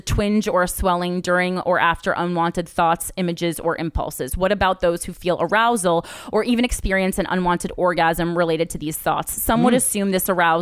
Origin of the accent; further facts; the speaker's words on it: New Jersey, United States; we're both from Jersey.